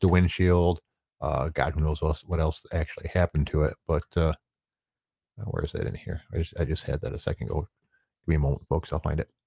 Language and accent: English; Detroit, Michigan, United States; I'm from the Detroit area